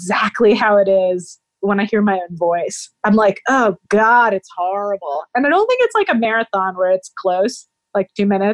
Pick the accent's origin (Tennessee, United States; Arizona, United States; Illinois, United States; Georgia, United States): Tennessee, United States; Nashville; I grew up in Nashville, Tennessee